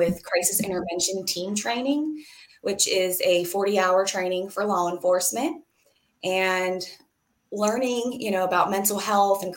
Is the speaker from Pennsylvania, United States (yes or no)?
yes; Pittsburgh, Pennsylvania, United States; now in Greenville, United States; I am from Pittsburgh, Pennsylvania, currently living in Greenville, North Carolina